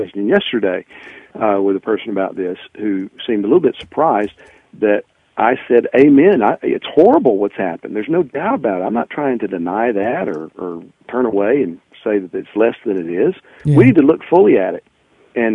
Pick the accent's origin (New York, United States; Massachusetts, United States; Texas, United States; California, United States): Texas, United States; somebody, you know, from Texas and in the South my whole life